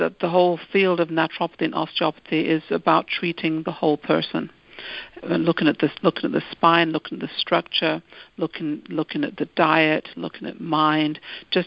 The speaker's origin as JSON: {"language": "English", "country": "United Kingdom", "moved": "yes", "said": "I'm originally from the United Kingdom"}